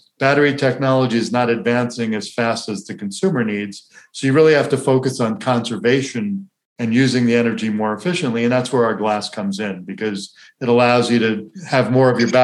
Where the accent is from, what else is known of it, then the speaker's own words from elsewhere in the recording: Florida, United States; I grew up in Florida where you'd park your car at the beach for 2 hours and you wouldn't be able to sit in it